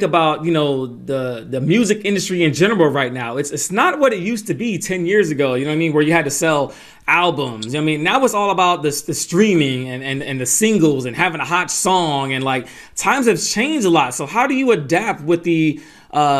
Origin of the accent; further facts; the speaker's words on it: Atlanta, Georgia, United States; When I was growing up in Atlanta